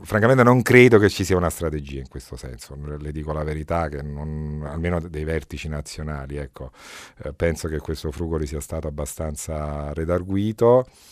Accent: Camorra area, Campania, Italy; moved away; Vengo eletto in un contesto difficile, quello dal quale provengo io, è altamente probabile che uno o due consiglieri comunali vengano decisi dalla Camorra

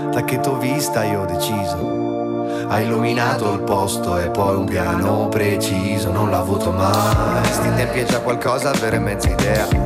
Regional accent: Turin, Piedmont, Italy; No, sono piemontese come Tenco.

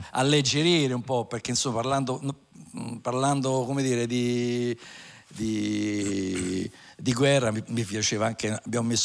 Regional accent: Formia, Lazio, Italy; essendo di, di Formia

